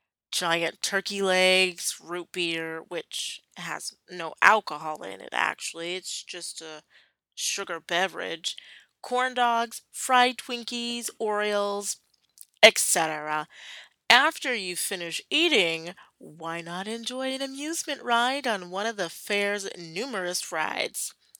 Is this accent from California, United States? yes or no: no; Oklahoma, United States; As someone who was born and raised in Oklahoma, I often get asked where Oklahoma is